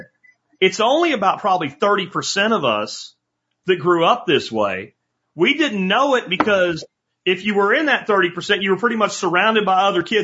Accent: Jacksonville, Florida, United States; I grew up in Jacksonville, Florida

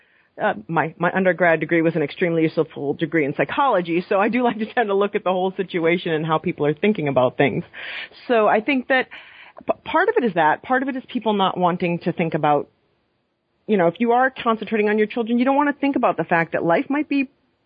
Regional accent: Maine, United States; now in New York, United States; growing up in Maine in the 80s

